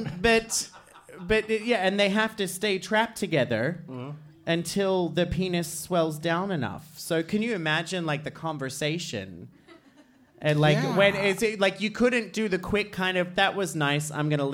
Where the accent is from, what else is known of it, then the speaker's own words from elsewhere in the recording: Australia; now in Iceland; I'm Australian